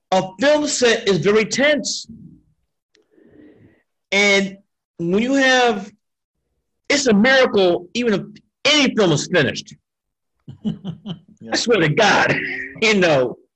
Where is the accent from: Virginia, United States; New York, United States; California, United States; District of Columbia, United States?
New York, United States; Brooklyn; The Lees, growing up in Brooklyn.